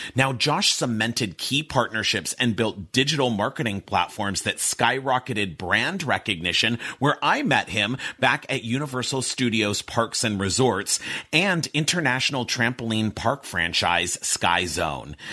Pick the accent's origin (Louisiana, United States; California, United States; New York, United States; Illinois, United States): California, United States; Pasadena; I grew up in Pasadena. I went to a college prep school where I went to school from being five years old to 18 years old